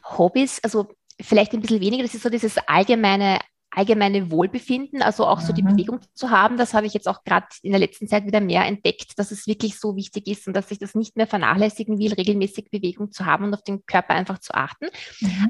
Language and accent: German; Vienna, Austria; ich bin aus Wien, das hast du schon gesagt. Ich lebe da mit meinem Mann